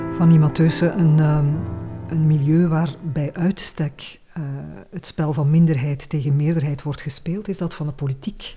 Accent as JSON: {"language": "Dutch", "region": "Flanders", "country": "Belgium", "said": "bij ons in Vlaanderen"}